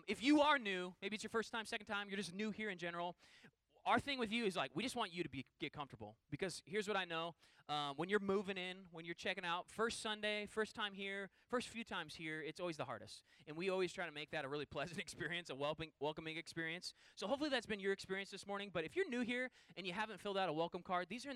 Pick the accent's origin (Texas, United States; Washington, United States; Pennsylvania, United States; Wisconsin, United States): Washington, United States; Puyallup; moved away; I grew up in a town called Puyallup, which is like a suburb of Seattle. I grew up in Western Washington